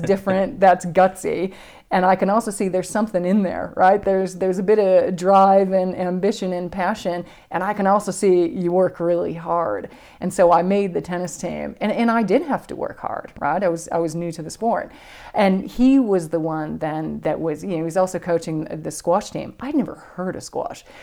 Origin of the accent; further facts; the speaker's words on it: Buffalo, New York, United States; I grew up in Buffalo, New York